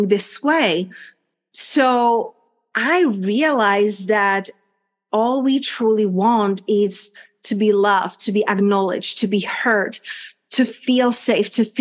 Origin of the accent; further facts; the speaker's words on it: Czechia; English is a second language; moved away as an adult; also born or lived in London / Spain / United States / Mexico; my country where I'm coming from, a little small country, Czech Republic, hence my accent and unpronounceable name